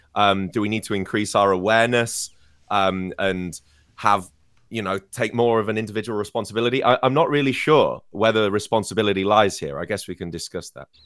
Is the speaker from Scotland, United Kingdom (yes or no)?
no; Scarborough, Yorkshire and the Humber, United Kingdom; moved away; the city of York, which is basically my hometown, or at least it's the biggest city closest to my home of Scarborough